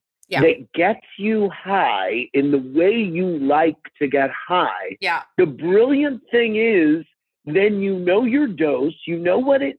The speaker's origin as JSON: {"language": "English", "town": "St. Louis", "region": "Missouri", "country": "United States", "tie": "born or raised there", "said": "I grew up in St. Louis with two parents and a sister"}